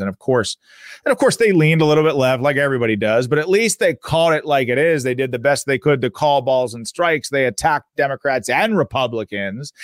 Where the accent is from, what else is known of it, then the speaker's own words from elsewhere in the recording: Pittsburgh, Pennsylvania, United States; my local paper here in Pittsburgh, I'm from Pittsburgh, Pennsylvania